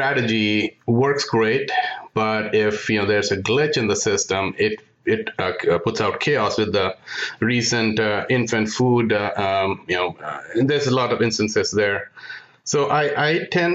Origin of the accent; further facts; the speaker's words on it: India; moved away as an adult; also born or lived in Michigan, United States; now in United States; I'm from India. So I came to the U.S. in pursuit of an MS degree in electrical engineering.